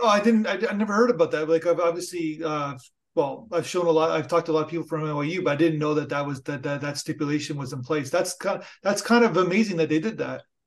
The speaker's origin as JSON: {"language": "English", "country": "Canada", "said": "I'm Canadian"}